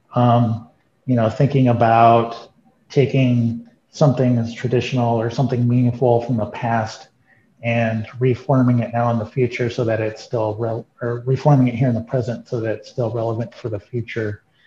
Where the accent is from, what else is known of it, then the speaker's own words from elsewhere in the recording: Arizona, United States; also born or lived in Santa Fe; growing up in Arizona in the you know 70s and 80s